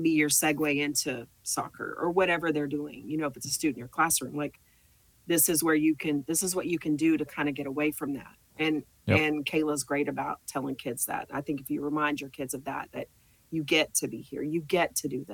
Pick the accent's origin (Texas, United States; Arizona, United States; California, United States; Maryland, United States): Texas, United States; Arlington; I grew up in Arlington